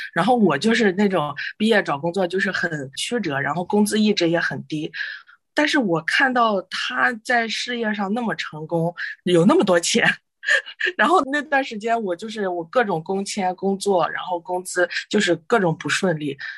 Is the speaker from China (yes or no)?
yes; China; moved away; 我们中国人比较传统